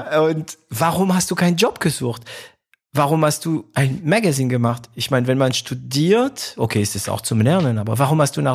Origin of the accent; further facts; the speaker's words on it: Baden-Württemberg, Germany; ich bin Schwabe, auch wenn es ein paar Leute dazu bringt zu schmunzeln, wenn ich das sage. Ich bin Schwabe, ich bin stolzer Schwabe und auch immer noch von Stuttgart begeistert.